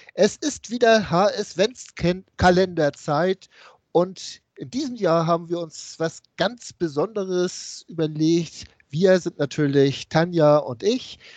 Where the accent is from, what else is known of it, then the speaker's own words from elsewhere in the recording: Hamburg, Germany; Ich komme aus dem Norden Hamburgs